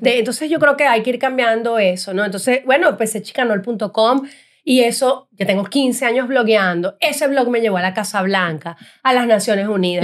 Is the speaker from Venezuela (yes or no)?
yes; Venezuela; moved away as an adult; now in United States; como venezolanos que somos